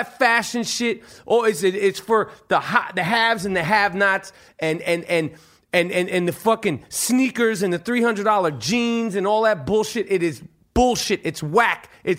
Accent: Chicago, Illinois, United States; I'm from Chicago.

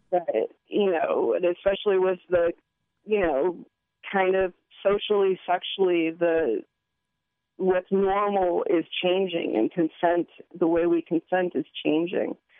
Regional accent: Hawaii, United States; moved away as an adult; now in Eugene, United States; I'm born and raised in Hawaii. Um, left there when I was about 27, and I live in Eugene now

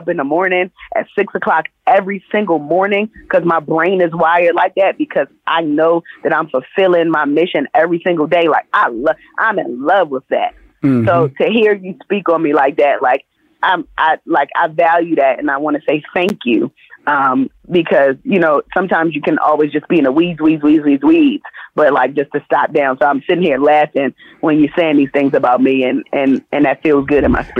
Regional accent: Jamaica

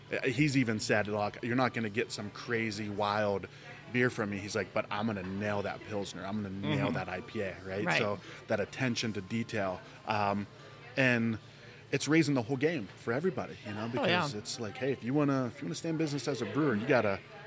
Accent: Ohio, United States; now in Arizona, United States; I'm from Ohio. I grew up in Ohio

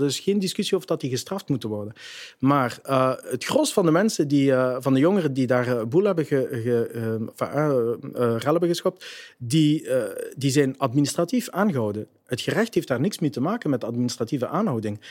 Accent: Genk, Flanders, Belgium; Jij bent van Genk, ik ben van Genk, we zijn geboren in Genk

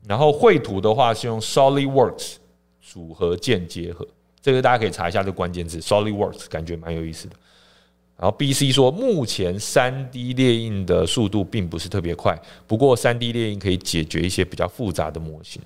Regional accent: Taiwan; 我们台湾这边也有在做一些尝试

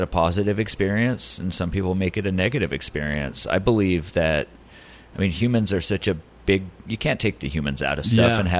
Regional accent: Oceanside, California, United States; also born or lived in England; I was born here in Oceanside, hospital right up the road, English parents

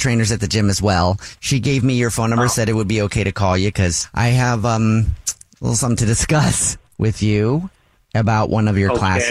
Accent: Los Angeles, California, United States; I grew up in LA. I grew up in the South LA area.

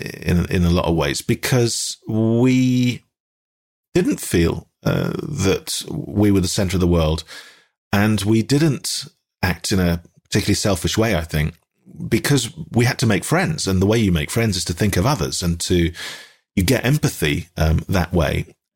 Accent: Dundee, Scotland, United Kingdom; accent: Dundonian; I was from Dundee, and that's quite a strong accent as well

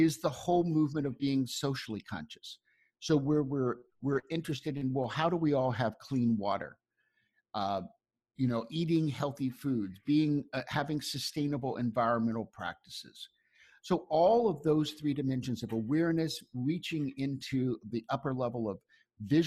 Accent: Ocklawaha, Florida, United States; moved away; I grew up in a little town called Oklawaha

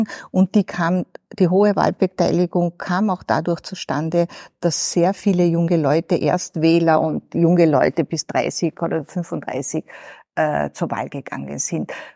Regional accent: Southern Carinthia, Austria; moved away; Und ich komme aus Südkärnten

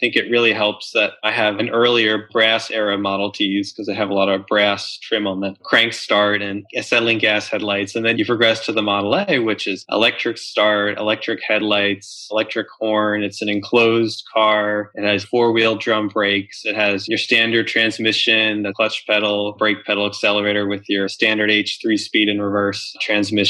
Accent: Delaware, United States; moved away; When I was growing up in Delaware

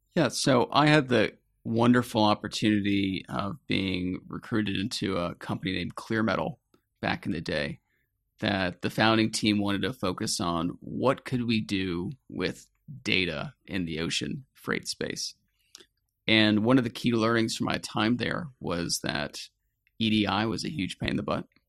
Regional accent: Atlanta, Georgia, United States; I grew up in the suburbs of Atlanta, Georgia

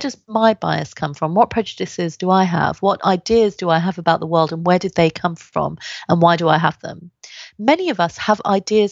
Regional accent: London, United Kingdom; also born or lived in India; I grew up in London, Southeast London, which was particularly racist

